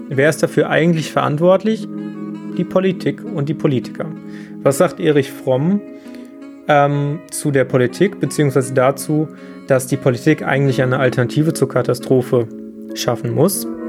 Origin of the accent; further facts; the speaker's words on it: Germany; bei uns in Deutschland